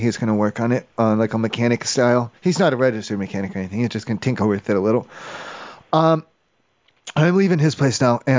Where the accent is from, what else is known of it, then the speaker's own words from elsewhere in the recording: Kentucky, United States; I'm from Kentucky, so I don't know.